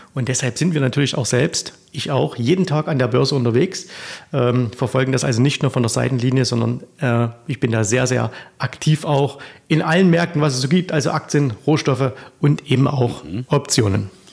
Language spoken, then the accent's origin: German; Zwickau, Saxony, Germany; accent: Saxon; ich komme aus oh. der Stadt des Trabants, aus Zwickau, 50 Kilometer weiter äh, Richtung Westen